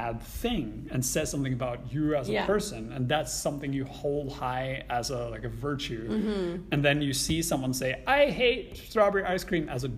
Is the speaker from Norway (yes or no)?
yes; Norway; English is a second language; moved away as an adult; now in Vancouver, Canada; even though if I live in Canada longer than I lived in Norway, I will still always be a bicultural person, because my entire formative childhood was in a different culture